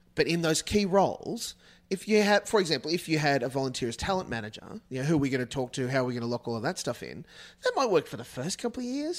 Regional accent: Australia; as an Australian

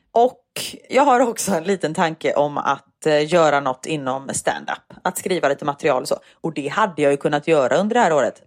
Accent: Gothenburg, Västra Götaland, Sweden; accent: grov göteborgska (broad Gothenburg dialect); jag pratar grov göteborgska

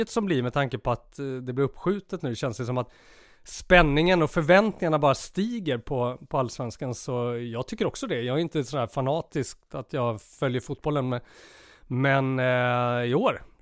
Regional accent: Sweden; nu sa du precis sådär som vi svenskar säger.

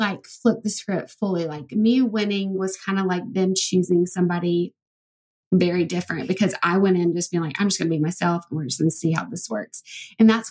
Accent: Alabama, United States; I'm from Alabama

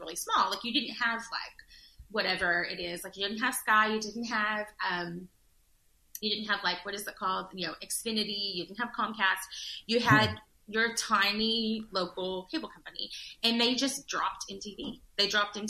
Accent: Judsonia, Arkansas, United States; I grew up in a small town outside of a bigger town

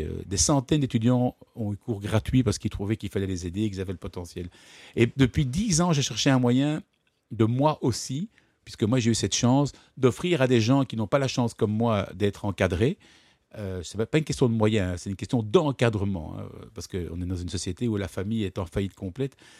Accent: Brussels, Brussels-Capital Region, Belgium; also born or lived in Ghent; Je ne suis pas né euh, à Bruxelles, je suis né à Gand j'ai toujours habité à Bruxelles.

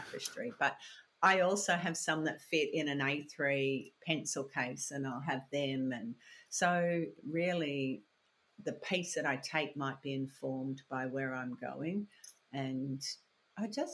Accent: Australia; also born or lived in Belfast, Northern Ireland; came out when I was 6 months old, so I feel very Australian

